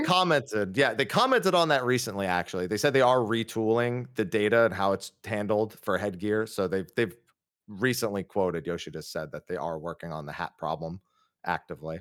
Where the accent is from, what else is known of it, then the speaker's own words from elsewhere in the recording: Northeast, United States; we're both from the Northeast.